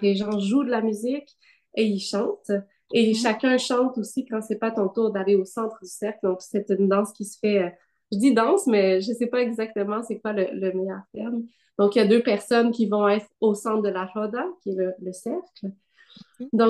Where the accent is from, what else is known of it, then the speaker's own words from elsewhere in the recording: Gatineau, Quebec, Canada; also born or lived in Ottawa; moi, je suis née euh, au Québec, à Ottawa, mais bon, j'ai grandi, euh, j'ai grandi à Gatineau.